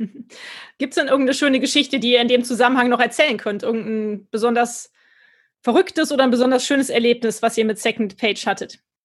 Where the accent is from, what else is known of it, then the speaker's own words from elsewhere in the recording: Cologne, North Rhine-Westphalia, Germany; als Kölner